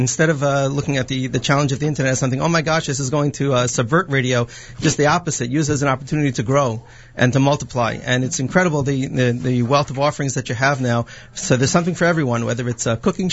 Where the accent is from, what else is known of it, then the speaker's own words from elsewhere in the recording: Livingston, New Jersey, United States; I grew up in Livingston